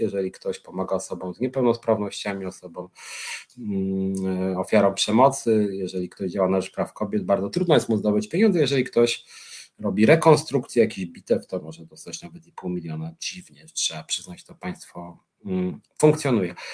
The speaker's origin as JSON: {"language": "Polish", "town": "Warsaw", "region": "Masovian Voivodeship", "country": "Poland", "said": "Ja jestem z Warszawy"}